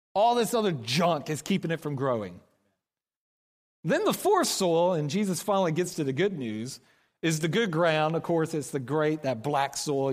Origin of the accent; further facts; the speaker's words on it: Oklahoma, United States; moved away as an adult; now in Kansas City, United States; we're from Oklahoma.